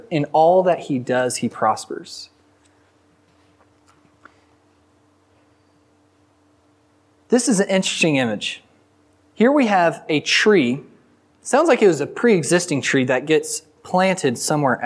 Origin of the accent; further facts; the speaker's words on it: the Texas Panhandle, United States; I'm from the Panhandle, and so we don't really have rivers